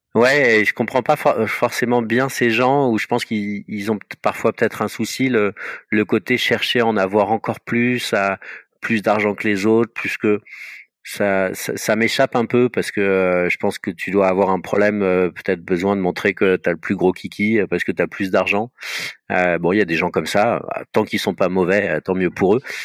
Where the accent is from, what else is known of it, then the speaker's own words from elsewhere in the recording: Paris, Île-de-France, France; je suis un Parisien, j'ai toujours vécu à Paris